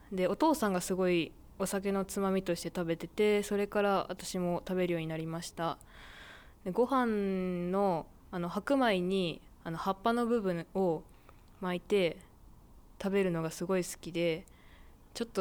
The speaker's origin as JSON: {"language": "Japanese", "region": "Aichi", "country": "Japan", "said": "愛知県出身です。"}